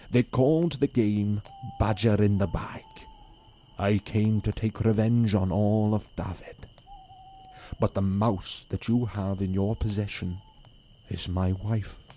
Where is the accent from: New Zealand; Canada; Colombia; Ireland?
Ireland; also born or lived in Nigeria; So our podcast is basically group of Irish Nigerian lads who tell their stories, growing up in Ireland as well as Nigeria